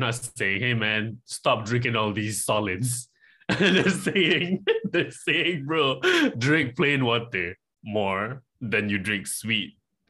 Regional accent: Malaysia; I am from Malaysia.

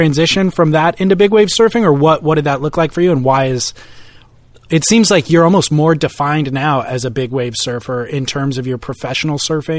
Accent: Southern California, United States; I grew up in Southern California

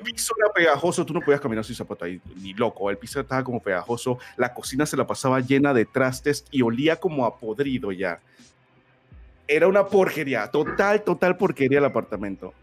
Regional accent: Colón, Panama; moved away as an adult; also born or lived in Panama City; cuando yo me mudé de Colón, que es mi provincia, a, a la capital, yo me mudé solo

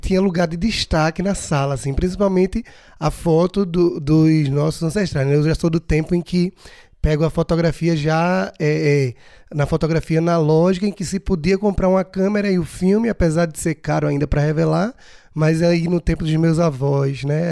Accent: Brazil; nasci no Brasil, sou brasileiro

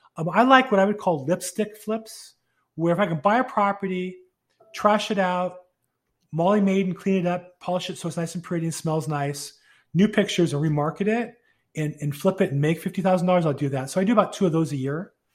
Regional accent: California, United States; also born or lived in Florida; I grew up here in California

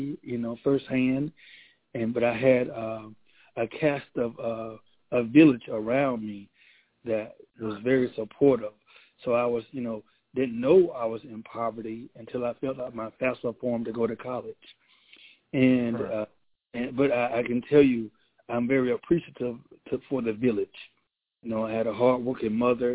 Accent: Moultrie, Georgia, United States; moved away as an adult; also born or lived in Albany, Georgia; now in Valdosta, United States; I'm originally from Moultrie, Georgia, young man that grew up in the town

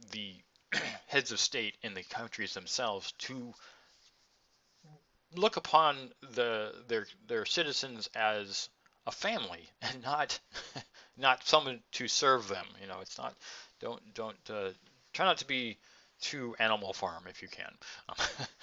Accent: United States

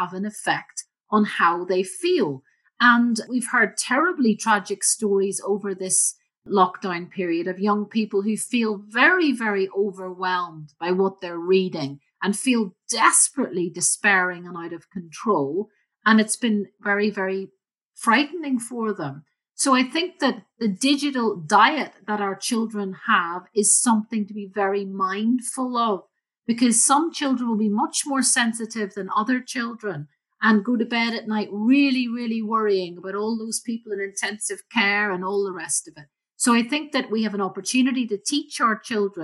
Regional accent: Belfast, Northern Ireland, United Kingdom; I grew up in Belfast in Northern Ireland, as I'm sure you can tell from my accent

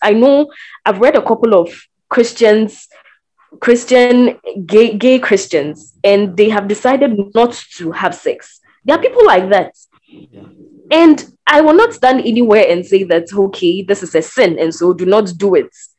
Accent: Ghana; I am a Ghanaian.

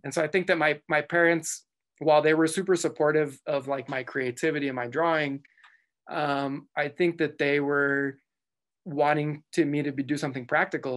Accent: El Paso, Texas, United States; moved away; also born or lived in southern New Mexico; I grew up in El Paso, Texas, um, I was, I was, I was born in, uh, New Mexico, in southern New Mexico

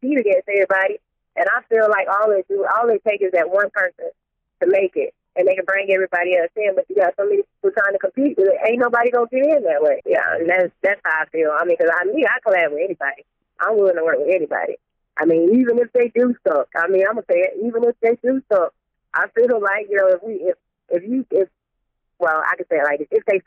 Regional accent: Statesboro, Georgia, United States; also born or lived in Metro Atlanta; Being from Statesboro, you know, it is kind of a college town now. I mean, yeah, staying in Statesboro, where I'm originally from

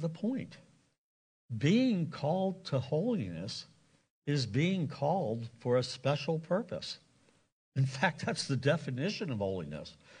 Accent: Lancaster County, Pennsylvania, United States; also born or lived in South Carolina / Indiana; I grew up in Lancaster County, the Bible Belt

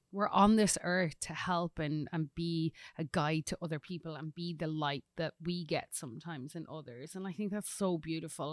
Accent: Collon, County Louth, Ireland; moved away as an adult; now in Tennessee, United States; I'm originally from Ireland, a little rural village called Cullen in County Louth. Um, but now I lay my hat here in Tennessee.

